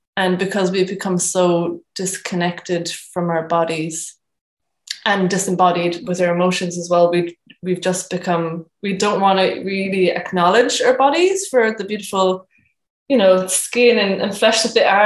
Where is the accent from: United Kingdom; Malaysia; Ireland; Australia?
Ireland; Cork, Munster; moved away as an adult; also born or lived in New Zealand; I am from Cork originally, and I've been away for the past four and a half years traveling and living abroad, um, most recently in New Zealand